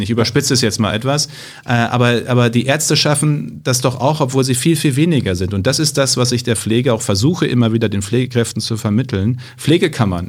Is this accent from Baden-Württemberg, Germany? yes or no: no; Münsterland, North Rhine-Westphalia, Germany; Ich komme ja aus dem Münsterland